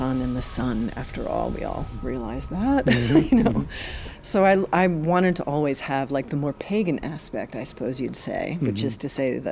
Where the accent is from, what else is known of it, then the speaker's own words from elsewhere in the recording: New York, United States; I'm a New Yorker and half Italian, half Irish